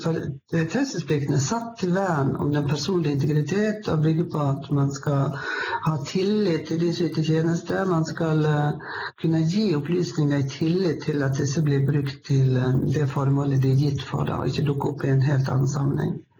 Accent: Sogn, Western Norway, Vestland, Norway; moved away as an adult; now in Lillehammer, Norway; Jeg kom fra Vestlandet, jeg kom fra Sogn, men eh, har bodd på Lillehammer nå i ca. 25 år

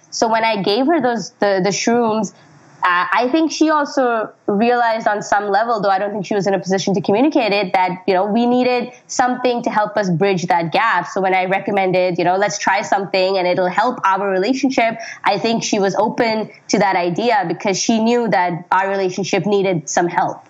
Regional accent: Pakistan; moved away; when I was growing up in Pakistan

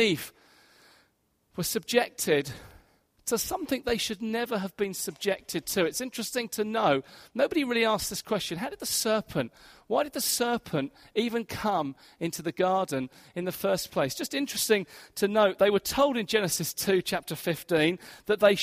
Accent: Hastings, South East England, United Kingdom; moved away; In my hometown of Hastings, I grew up in Hastings

